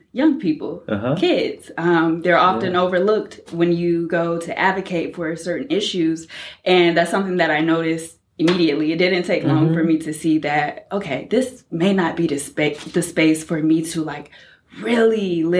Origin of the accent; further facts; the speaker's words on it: Douglas, Georgia, United States; moved away as an adult; also born or lived in Washington, D.C. / New York; I grew up in South Georgia, deep South Georgia, Douglas, Georgia, about an hour and a half from Florida. Growing up in that area, just a very rural area